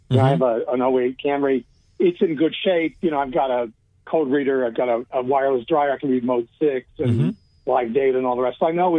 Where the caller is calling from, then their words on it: Austin, Texas, United States; In the Austin area, Austin, Texas.